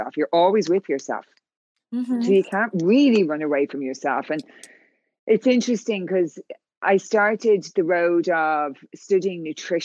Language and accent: English; Ireland; moved away as an adult; now in California, United States; So I'm from Ireland, as you can tell by the accent.